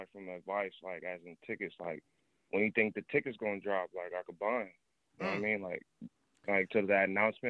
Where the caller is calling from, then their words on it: California, United States; Remember I'm from the Bay.